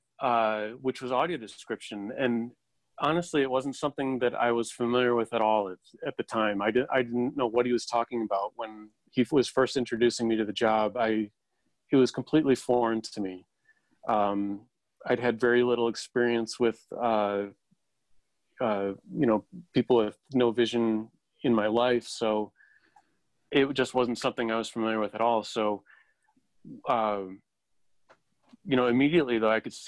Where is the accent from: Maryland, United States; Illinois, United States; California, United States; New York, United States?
Illinois, United States; Chicago; moved away as an adult; now in Los Angeles, United States; I was from Chicago, moved to L.A.